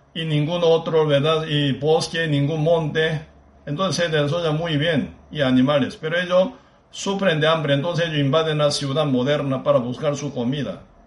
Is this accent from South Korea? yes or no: yes; Busan, South Korea; Spanish is a second language; now in Costa Rica; Busan, mi pueblo natal